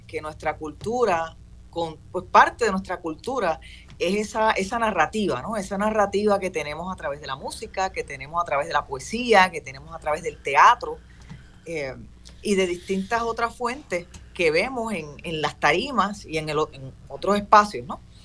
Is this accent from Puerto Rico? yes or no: yes; Puerto Rico; yo soy puertorriqueño